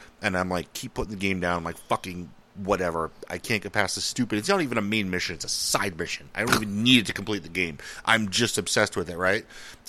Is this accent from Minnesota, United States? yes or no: yes; Minnesota, United States; They have huge accents. I'm from Minnesota. It almost sounds Canadian.